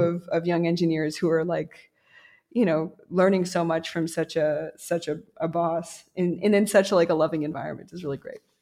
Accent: United States; moved away; also born or lived in New York; as an American

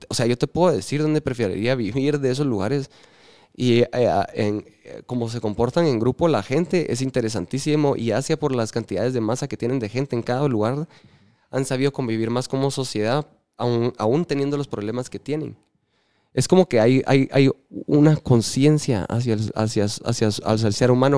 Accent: Guatemala; los guatemaltecos estamos

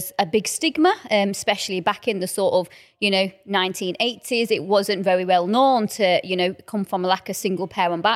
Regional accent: Blackburn, North West England, United Kingdom; I'm from a little town called Blackburn. I was born and bred.

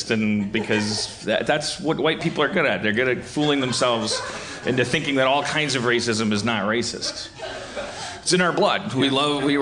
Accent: California, United States; I'm just saying I'm a Californian.

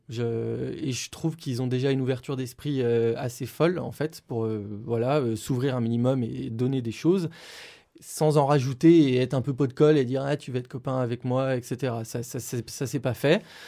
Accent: Lyon, Auvergne-Rhône-Alpes, France; je suis originaire de Lyon

